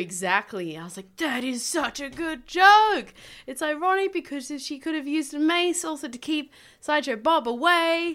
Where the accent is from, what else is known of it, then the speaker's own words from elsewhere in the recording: Tasmania, Australia; moved away; I grew up in Tasmania